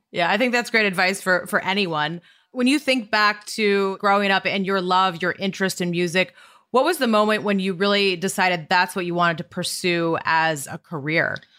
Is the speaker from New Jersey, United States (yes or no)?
no; Montana, United States; growing up in Montana, riding in the truck with my dad